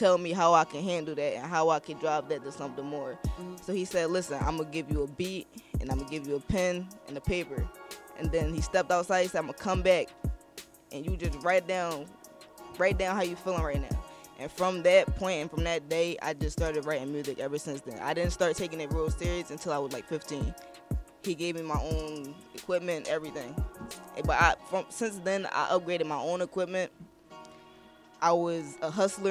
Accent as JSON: {"language": "English", "town": "Philadelphia", "region": "Pennsylvania", "country": "United States", "said": "I'm from Southwest, but my school is in Germantown."}